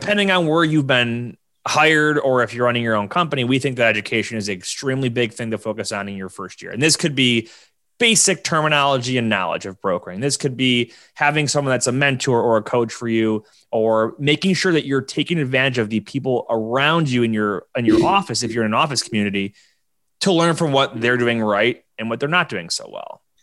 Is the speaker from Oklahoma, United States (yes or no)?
no; Buffalo, New York, United States; my hometown of Buffalo, New York